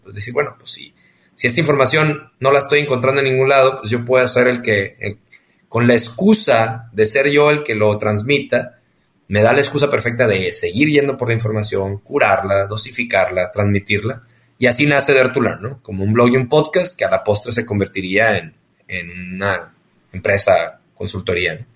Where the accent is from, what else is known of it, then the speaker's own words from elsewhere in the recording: northern Mexico, Mexico; accent: norteño, golpeado; Soy norteño, hablo así golpeado.